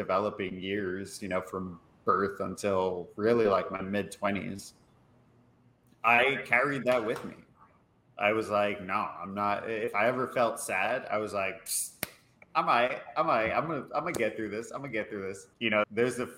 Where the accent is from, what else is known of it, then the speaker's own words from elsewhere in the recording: New York, United States; I'm born and raised in New York. I am a Puerto Rican gentleman, Caribbean